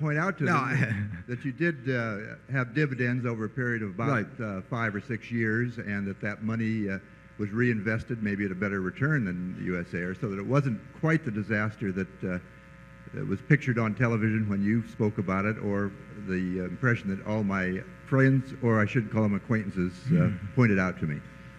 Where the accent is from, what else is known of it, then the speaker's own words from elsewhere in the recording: Aptos, California, United States; from Aptos, California.